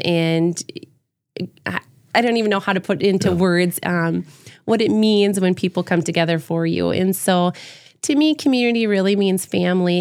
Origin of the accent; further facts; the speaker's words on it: Howard, South Dakota, United States; now in Brandon, United States; growing up in Howard, everybody knew everybody